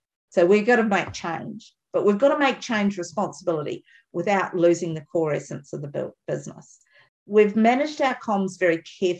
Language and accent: English; Tambo, Queensland, Australia; I'm Tambo.